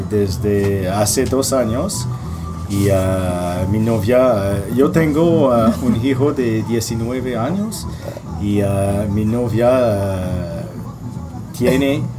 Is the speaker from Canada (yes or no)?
yes; Quebec, Canada; Spanish is a second language; soy de Quebec